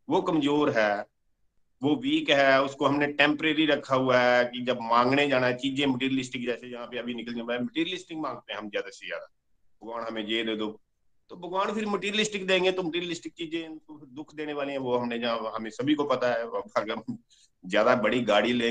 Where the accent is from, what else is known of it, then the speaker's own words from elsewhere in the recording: Pathankot, Punjab, India; पठानकोट जुग्याल के पास एक गांव खाना है वहां का रहने वाला हूँ